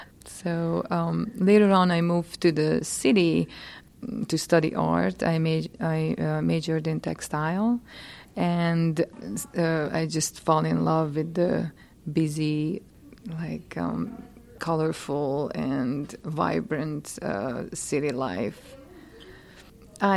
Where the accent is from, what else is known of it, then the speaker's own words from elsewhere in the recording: Hungary; English is a second language; So I grew up in Hungary in a very small village, about 300 people. Was very close to nature, played outside, observed the plants and bogs